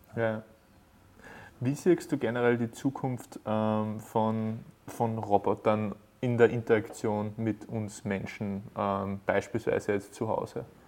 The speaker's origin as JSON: {"language": "German", "region": "Upper Austria", "country": "Austria", "said": "bei uns in Oberösterreich"}